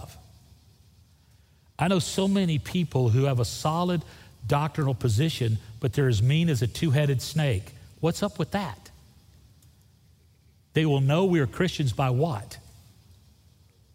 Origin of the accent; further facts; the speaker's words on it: Florida Panhandle, United States; I grew up on the Gulf Coast of Florida. The Panhandle of Florida is a beautiful place